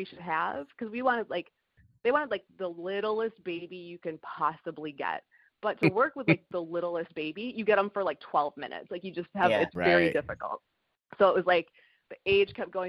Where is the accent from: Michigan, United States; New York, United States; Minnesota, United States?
Minnesota, United States; moved away; I'm from Minnesota